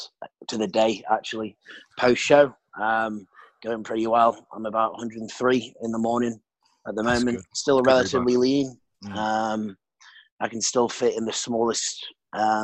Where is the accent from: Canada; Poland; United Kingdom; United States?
United Kingdom; accent: British; moved away as an adult; now in Sydney, Australia; I'm 26 now, British, as you can hopefully still tell from my accent, even though I've been living in Australia for the best part of 4 years now, Sydney.